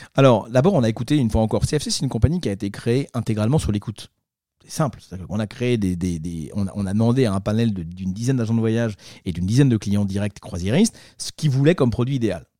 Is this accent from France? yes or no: yes; France; also born or lived in Marseille; je suis Marseillais, je suis Français et fier heureux